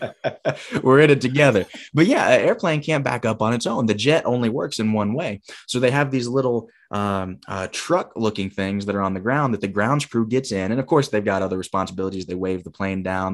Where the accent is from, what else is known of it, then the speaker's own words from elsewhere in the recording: Huntsville, Alabama, United States; moved away as an adult; also born or lived in Michigan; a different gym in my hometown of Huntsville